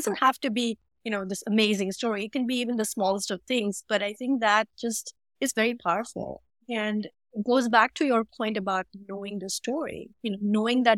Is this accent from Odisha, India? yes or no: no; Mumbai, Maharashtra, India; moved away as an adult; now in Chicago, United States; I'm from Mumbai and, you know, I've grown up in a humid environment